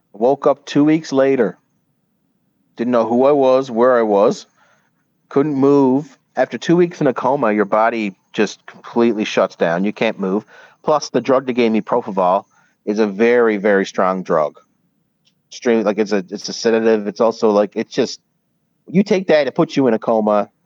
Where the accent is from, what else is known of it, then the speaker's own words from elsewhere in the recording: Newfoundland and Labrador, Canada; now in United States; I was a Newfoundlander born and raised